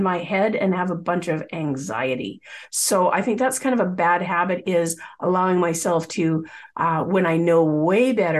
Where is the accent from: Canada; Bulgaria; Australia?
Canada; Coquitlam, British Columbia; I grew up in the Lower Mainland of British Columbia, the Vancouver area, specifically in Coquitlam